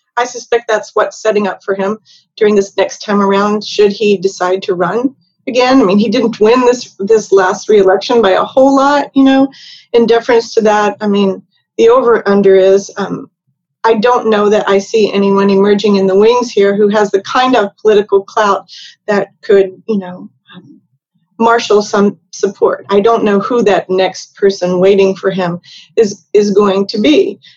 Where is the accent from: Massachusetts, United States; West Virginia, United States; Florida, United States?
West Virginia, United States; moved away; I'm from West Virginia